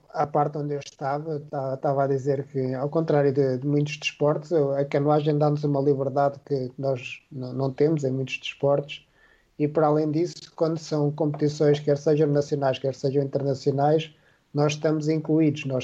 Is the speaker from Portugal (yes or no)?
yes; Norte, Portugal; Porque o meu pai era, era do Porto, eu sou do Nort